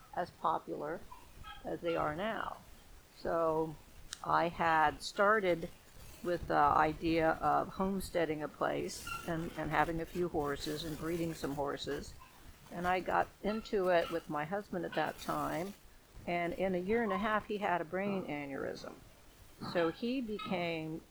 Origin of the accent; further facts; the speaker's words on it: Ross County, Ohio, United States; also born or lived in Colorado; now in Vinton County, United States; I grew up in Ross County, and that's about an hour away from here